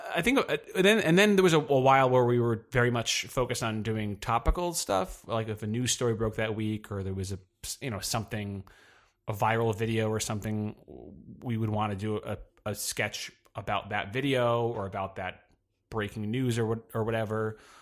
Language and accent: English; Poughkeepsie, New York, United States; now in New York City, United States; I'm from, uh, New York, but not, I'm, uh, from the Hudson, the Hudson Valley, uh, nor, about two hours north of here